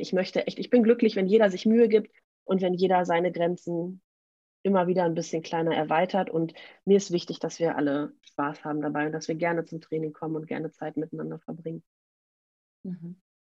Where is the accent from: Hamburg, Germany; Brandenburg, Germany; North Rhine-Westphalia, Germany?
North Rhine-Westphalia, Germany; Münster; ich komme aus Münster in Nordrhein-Westfalen